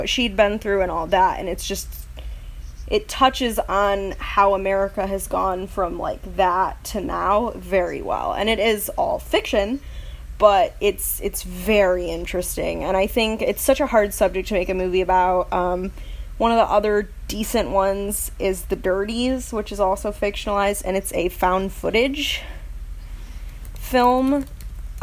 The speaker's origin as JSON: {"language": "English", "region": "Michigan", "country": "United States", "said": "I'm from Michigan"}